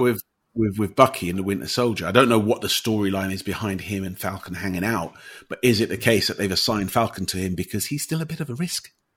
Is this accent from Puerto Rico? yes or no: no; United Kingdom; as someone who's grown up in the UK as a British person